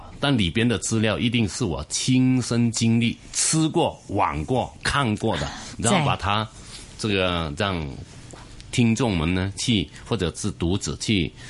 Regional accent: Hong Kong; 那主要是新加坡人对跟我们很难分出，我们香港人跟新加坡人有什么差别？

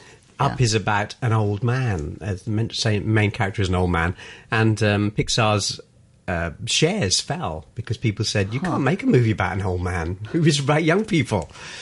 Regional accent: London, United Kingdom; You know, I'm from North London. Yeah.

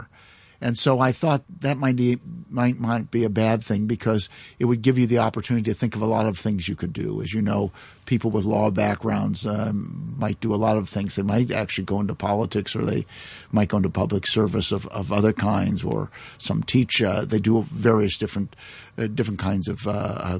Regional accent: Galesburg, Illinois, United States; also born or lived in Chicago, Illinois; now in Hong Kong; when I was only about 4 years old, we moved another part of Illinois, the same state, a place called Galesburg

